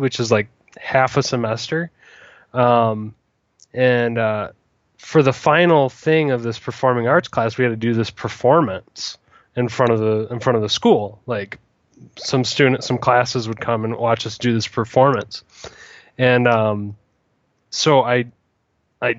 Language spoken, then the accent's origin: English; Michigan, United States; moved away; also born or lived in Bloomingdale, Michigan; born in Michigan. I self-identify as a Michigander